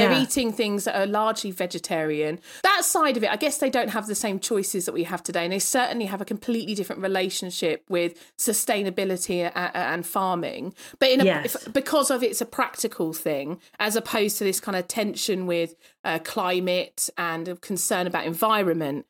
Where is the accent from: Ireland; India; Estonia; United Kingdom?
United Kingdom; as a Brit